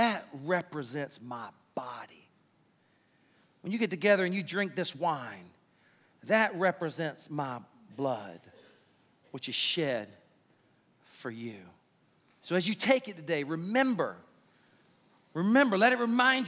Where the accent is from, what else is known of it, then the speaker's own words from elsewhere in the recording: South Carolina, United States; I'm from South Carolina